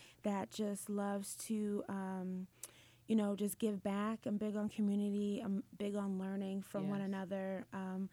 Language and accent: English; Hartford, Connecticut, United States; I'm from Hartford, Connecticut